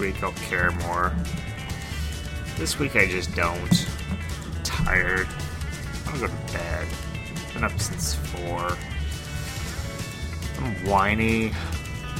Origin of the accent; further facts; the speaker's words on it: Rochester, United States; growing up in Rochester, I used to go to Broadway Records